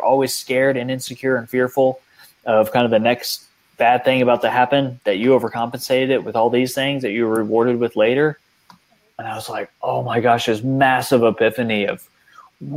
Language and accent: English; outside San Antonio, Texas, United States; I grew up outside San Antonio, Texas, in this beautiful area, the Guadalupe River